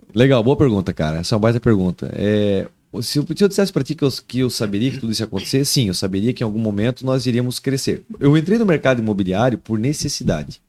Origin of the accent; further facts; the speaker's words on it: Araquari, Santa Catarina, Brazil; moved away as an adult; also born or lived in Taió; now in Joinville, Brazil; eu sou de Araquari, né? Na verdade, eu nasci em Taió. Eu me criei em Joinville até os, até os 10 anos